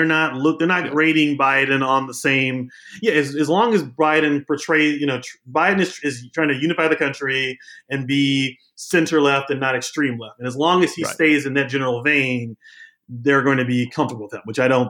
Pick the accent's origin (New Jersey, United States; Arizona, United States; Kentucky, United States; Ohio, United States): Kentucky, United States; Louisville; I'm from Louisville. I live in Louisville. I'm black. I'm a journalist.